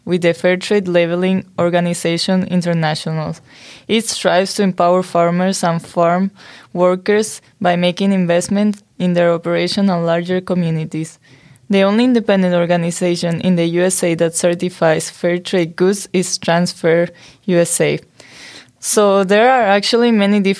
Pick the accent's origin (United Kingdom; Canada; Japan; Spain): Spain; I was born in Spain